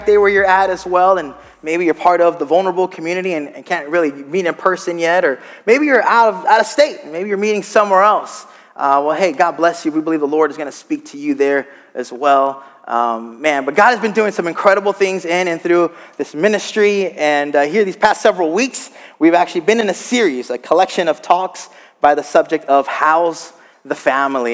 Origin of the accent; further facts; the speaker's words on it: South Texas, United States; moved away as an adult; also born or lived in Gainesville, Florida; I grew up in South Texas